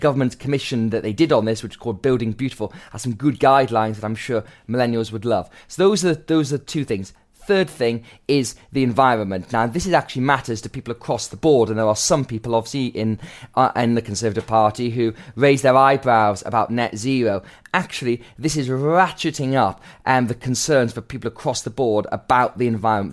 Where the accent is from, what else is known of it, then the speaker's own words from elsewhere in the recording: Gateshead, North East England, United Kingdom; growing up in Gateshead, a town that f, often had fallen into the Left Behind category.